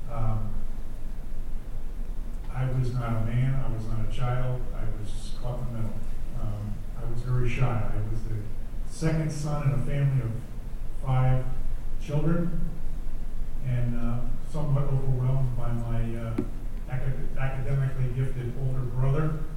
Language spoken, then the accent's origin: English; D.C., Maryland, United States; born or raised there